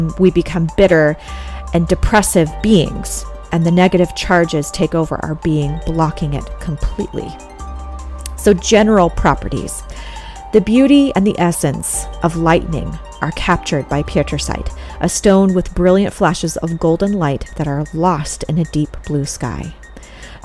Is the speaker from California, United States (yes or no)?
yes; California, United States; I'm from California